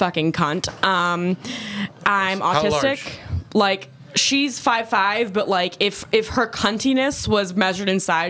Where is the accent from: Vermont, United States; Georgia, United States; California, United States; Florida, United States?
Georgia, United States; I was born in Georgia.